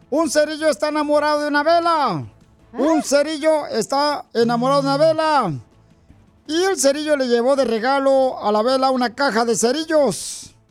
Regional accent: Ocotlán, Jalisco, Mexico; now in United States; Es de Ocotlán, Jalisco, mi tierra

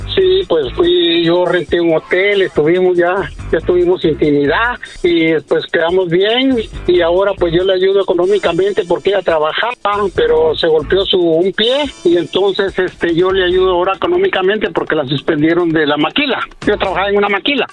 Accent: Guatemala; moved away; de Guatemala

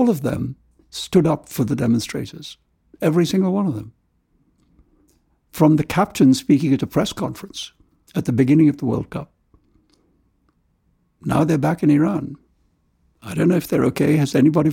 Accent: India; moved away; also born or lived in London / New York; I love India in a way that you can only love the country of your birth

